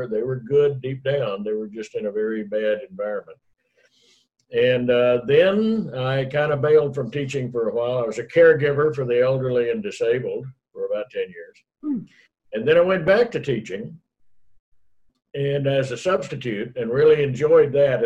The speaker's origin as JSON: {"language": "English", "town": "Killeen", "region": "Texas", "country": "United States", "tie": "born or raised there", "also_born_or_lived": "Dallas, Texas", "said": "I was in my hometown of Killeen, Texas, near Fort Hood"}